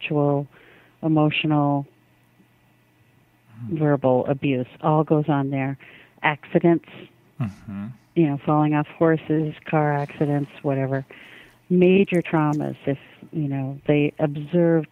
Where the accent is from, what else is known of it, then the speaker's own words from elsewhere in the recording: United States; I'm an American